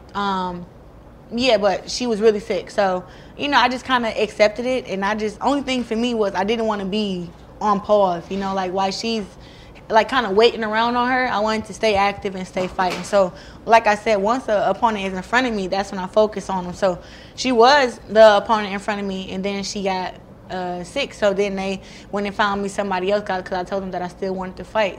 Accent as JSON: {"language": "English", "town": "Flint", "region": "Michigan", "country": "United States", "tie": "born or raised there", "said": "it'll be big for Flint too, for my hometown."}